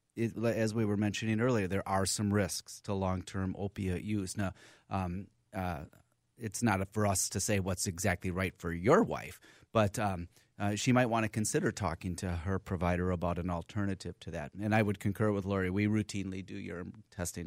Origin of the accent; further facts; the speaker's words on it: Minneapolis, Minnesota, United States; I'm from here. Went to my schooling here